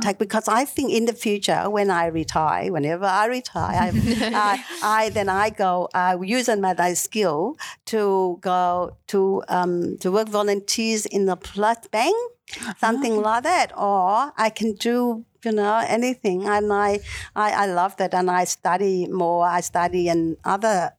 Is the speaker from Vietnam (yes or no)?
yes; Vietnam; English is a second language; moved away as an adult; now in Melbourne, Australia; did study at university in Vietnam